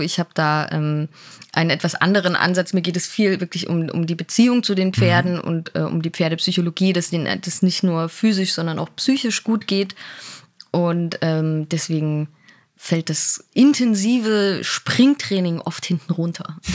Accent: Dresden, Saxony, Germany; moved away as an adult; also born or lived in Leipzig / Karlsruhe; in Dresden bin ich aufgewachsen, dann habe da Abi gemacht

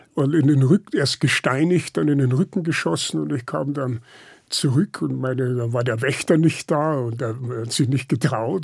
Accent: Lower Bavaria, Germany; moved away; Ich bin ja äh, auf dem Land aufgewachsen

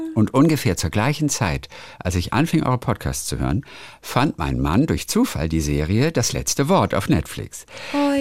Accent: Lübeck, Schleswig-Holstein, Germany; weil es ja meine Heimatstadt ist. Lübeck

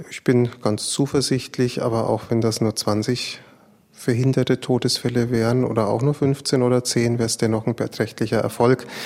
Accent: Hesse, Germany; Ich komme aus dem Land, das Nordhessen

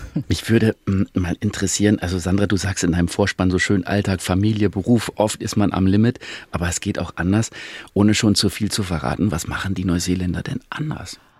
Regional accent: Germany; bei uns in Deutschland

